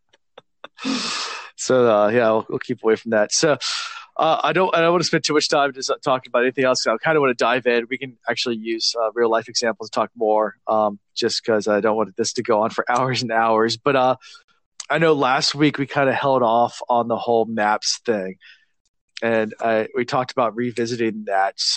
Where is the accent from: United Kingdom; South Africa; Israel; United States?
United States; Virginia; We are from the United States, all of us from Virginia.